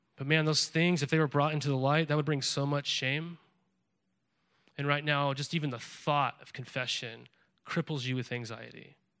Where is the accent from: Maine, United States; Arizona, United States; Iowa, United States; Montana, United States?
Montana, United States; moved away as an adult; also born or lived in California; now in Willamette Valley, Oregon, United States; I grew up in Montana, and I would go fly fishing the Missouri River often